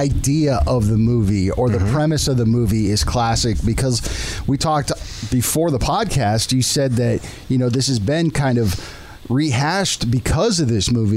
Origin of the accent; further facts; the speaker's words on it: San Diego, California, United States; my hometown of San Diego